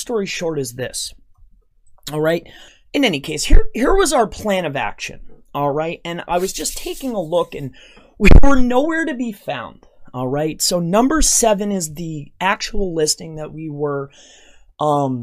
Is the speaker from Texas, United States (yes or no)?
no; Florida, United States; my hometown in Florida